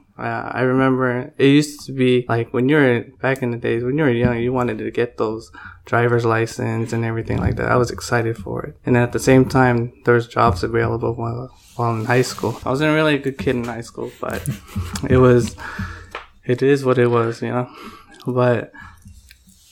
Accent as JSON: {"language": "English", "town": "San Francisco", "region": "California", "country": "United States", "tie": "born or raised there", "also_born_or_lived": "Palm Springs, California", "said": "I came to San Francisco in 95"}